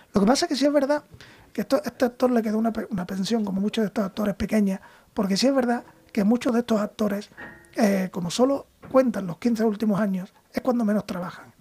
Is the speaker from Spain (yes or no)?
yes; Cádiz, Andalusia, Spain; moved away; yo soy de Cádiz